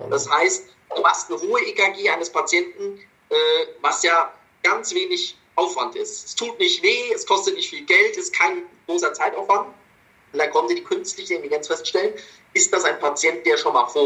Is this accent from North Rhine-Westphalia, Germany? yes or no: no; Munich, Bavaria, Germany; now in Essen, Germany; viele Grüße zurück in meine alte Heimat München.